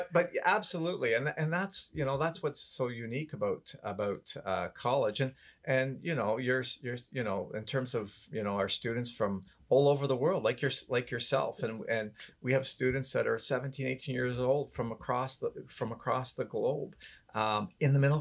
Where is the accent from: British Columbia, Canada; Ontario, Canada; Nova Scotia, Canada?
Ontario, Canada; Barrie; I grew up in Barrie